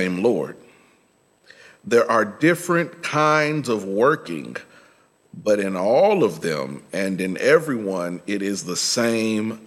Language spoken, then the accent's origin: English; Midwest, United States; I'm from the Midwest